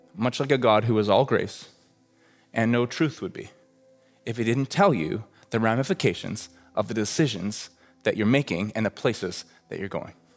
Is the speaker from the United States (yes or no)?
no; Red Deer, Alberta, Canada; I grew up in Red Deer, Alberta, like literally halfway between Calgary and Edmonton